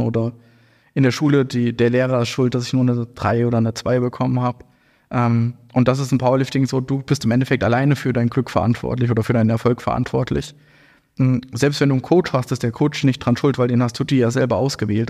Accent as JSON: {"language": "German", "region": "Hesse", "country": "Germany", "tie": "born or raised there", "lives_now": "Frankfurt, Germany", "said": "ich bin ja hier in Hessen auch aufgewachsen"}